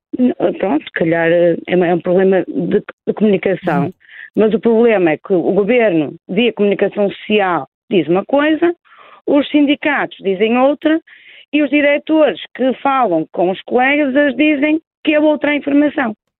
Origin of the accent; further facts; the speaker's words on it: Porto, Norte, Portugal; accent: Porto; moved away as an adult; now in Lisbon, Portugal; Eu sou, sou, do Porto, como revela o meu sotaque, eu estive aqui em Lisboa, eu há 17 anos vim residir para Lisboa